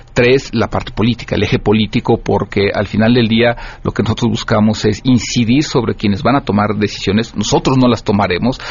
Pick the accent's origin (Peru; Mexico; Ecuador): Mexico